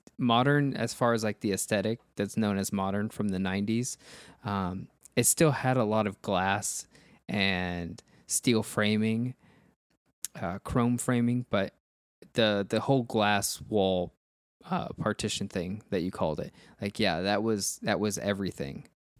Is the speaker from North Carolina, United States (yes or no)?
no; Miami, Florida, United States; In Miami, when I was growing up in Miami, those were everywhere.